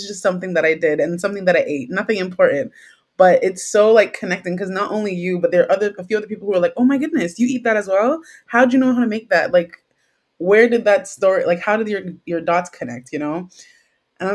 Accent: Trinidad & Tobago; also born or lived in Jamaica; as I am a Trinidadian, Trinidad is very infused with a very multicultural place. So I grew up eating aloo paratha

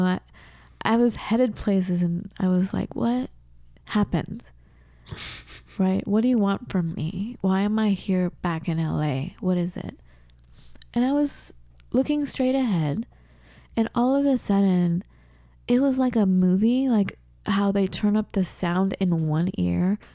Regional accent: Southern California, United States; moved away as an adult; also born or lived in Seattle / Wisconsin; I'm from Southern California

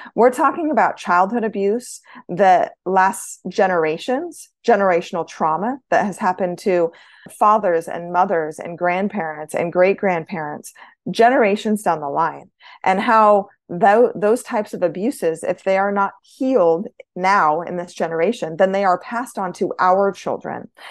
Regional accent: Idaho, United States; I was born in Idaho

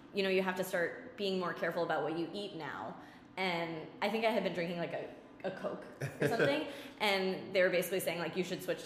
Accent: Leominster, Massachusetts, United States; our local Global Fitness, it was called, in Leominster, in my hometown

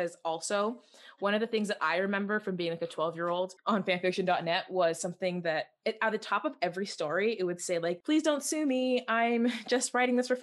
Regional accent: Canada; we're Canadian

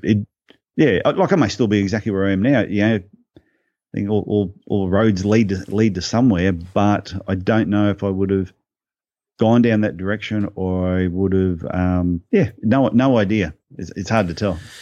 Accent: Brisbane, Queensland, Australia; Born, born in Brisbane, uh, went to school in, in Brisbane.

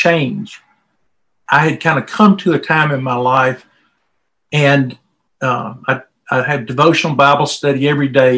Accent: Mississippi, United States; moved away; I'm from Mississippi originally, and I'm from the South

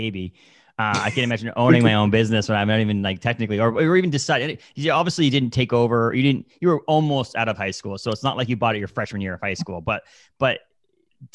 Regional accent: Bangor, Maine, United States; moved away as an adult; I moved away from Bangor area when I was 20 or 18, 19, 20

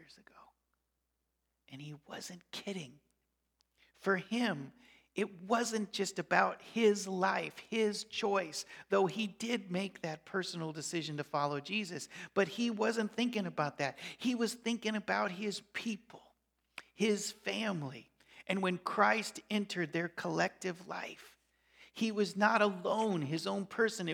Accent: Colorado, United States; moved away as an adult; also born or lived in Chicago, Illinois / Alberta, Canada; now in Nebraska, United States; I grew up in Colorado. I lived 8 years in Chicago, 10 years in Alberta, Canada, and now 11 years in Nebraska

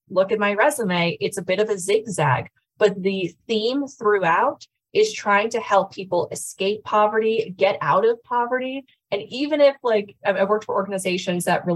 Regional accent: Connecticut, United States; also born or lived in Washington, D.C.; now in Colorado, United States; I grew up in Connecticut, lived in Washington, D.C. for about 6 years, and then have lived in Colorado since then

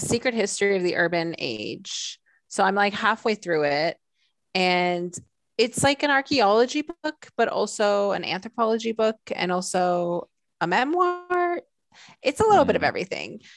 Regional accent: Southern California, United States; I grew up in Southern California

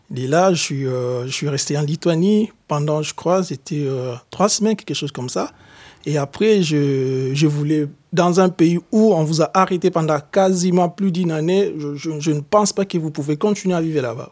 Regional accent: DR Congo; moved away as an adult; also born or lived in Lithuania / Germany; now in France; Je suis de nationalité congolaise. Je viens de la République démocratique du Congo

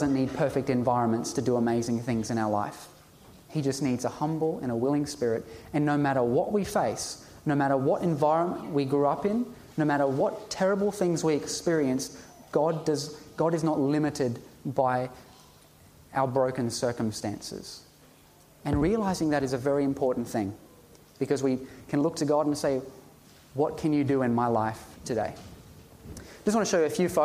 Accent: Ipswich, Queensland, Australia; I was born in Ipswich, raised in Ipswich

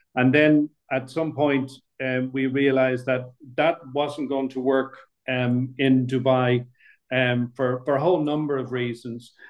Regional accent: Dublin, Leinster, Ireland; moved away as an adult; also born or lived in Middle East / United Kingdom; I grew up in Dublin, born, bred, and buttered in Dublin

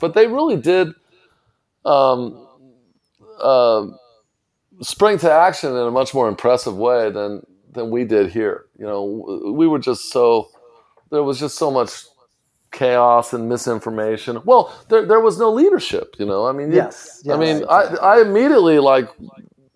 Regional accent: La Habra, California, United States; also born or lived in Whittier, California; now in San Francisco, United States; I'm from Orange County. I was born in Whittier, and I grew up in a town called La Habra

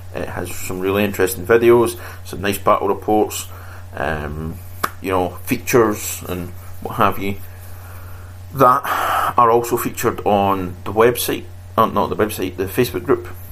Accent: Scotland, United Kingdom; I come from Scotland

